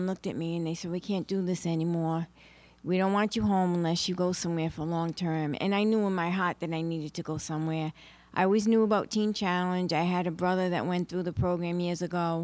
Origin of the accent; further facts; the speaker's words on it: Johnston, Rhode Island, United States; I'm from Johnston, Rhode Island